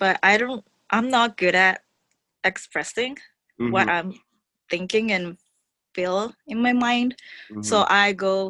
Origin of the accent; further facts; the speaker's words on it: Shizuoka, Japan; moved away as an adult; now in Fremont, United States; I'm from Shizuoka, Japan, and I came here a year and 7 months ago. I'm working in Hayward, California, and living in Fremont.